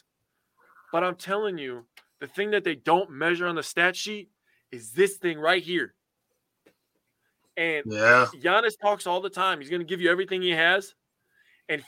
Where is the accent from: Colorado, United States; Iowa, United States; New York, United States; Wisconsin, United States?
Wisconsin, United States; growing up in Wisconsin